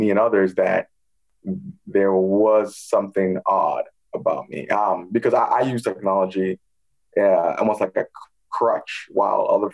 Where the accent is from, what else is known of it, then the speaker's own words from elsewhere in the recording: Toronto, Ontario, Canada; also born or lived in Ghana; So I grew up in Toronto, Canada. I was born in the West African country of Ghana.